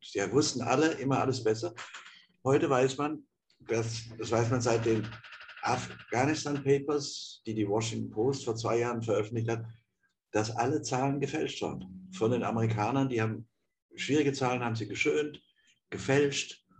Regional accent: Offenburg, Baden-Württemberg, Germany; in Offenburg, wo ich geboren bin.

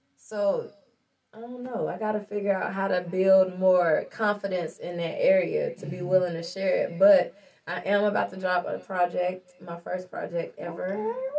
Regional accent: Lincoln, United States; I grew up in Lincoln

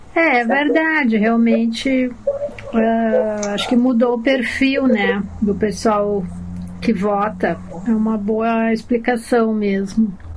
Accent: Porto Alegre, Rio Grande do Sul, Brazil; Eu nasci e cresci em Porto Alegre

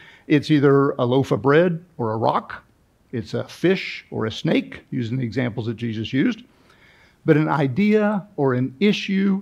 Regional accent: Kansas City, Missouri, United States; I grew up in Kansas City, Missouri, outside Kansas City, Missouri, in the 60s and 70s.

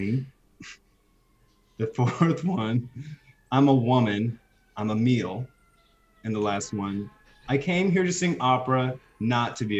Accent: Texas, United States; now in New York City, United States; I was born in Texas

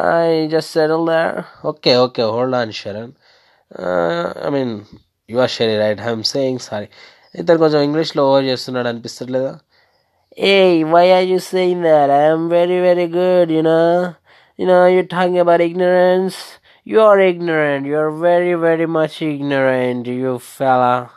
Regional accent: West Godavari district, Andhra Pradesh, India; నేను పశ్చిమ గోదావరి జిల్లా నుంచి వచ్చాను

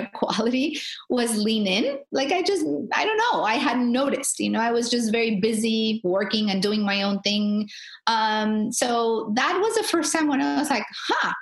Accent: Tijuana, Baja California, Mexico; I'm a girl from the border. Like, I'm a girl from Tijuana

